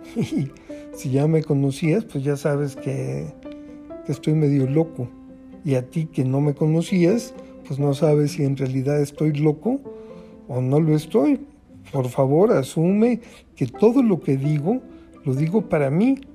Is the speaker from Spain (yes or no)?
no; Mexico; como buen mexicano